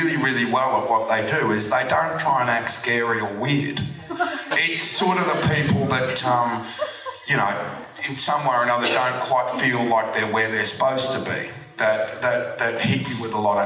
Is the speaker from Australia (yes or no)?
yes; Australia; growing up in Australia and being an Australian actor